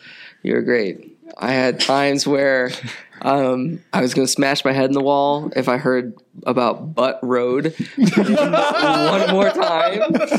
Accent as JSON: {"language": "English", "town": "Kankakee", "region": "Illinois", "country": "United States", "moved": "yes", "said": "we are from Illinois, Kankakee, Illinois-ish. I live like a half hour outside of Kankakee."}